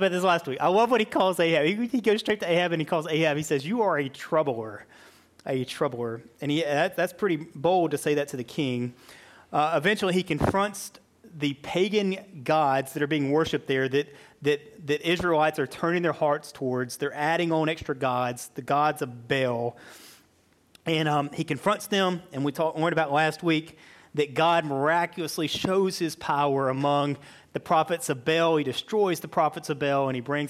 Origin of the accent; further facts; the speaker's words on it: Alabama, United States; moved away; I'm from Alabama, so it's like accent whiplash the last 2 weeks